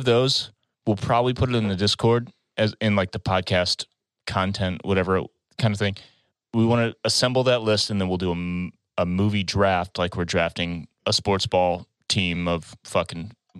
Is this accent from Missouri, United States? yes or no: yes; St. Louis, Missouri, United States